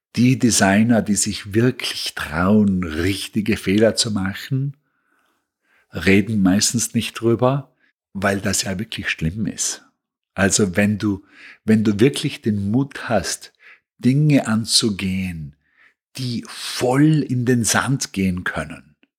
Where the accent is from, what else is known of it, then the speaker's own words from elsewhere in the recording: Bregenz, Vorarlberg, Austria; moved away as an adult; also born or lived in Vienna; now in New York, United States; ich komme aus Bregenz, das ist am Bodensee eine kleine, schöne, angenehme Stadt, in der sich sehr gut aufwachsen lässt